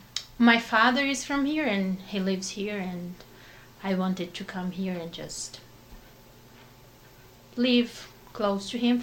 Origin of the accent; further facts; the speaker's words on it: Minas Gerais, Brazil; English is a second language; moved away as an adult; also born or lived in Belo Horizonte, Brazil; now in São Paulo, Brazil; I'm not from Sao Paulo. I am from Minas.